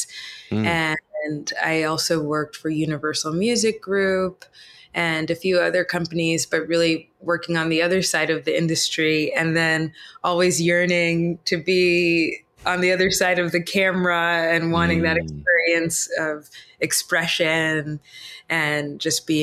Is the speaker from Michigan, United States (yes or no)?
no; Massachusetts, United States; I grew up in Massachusetts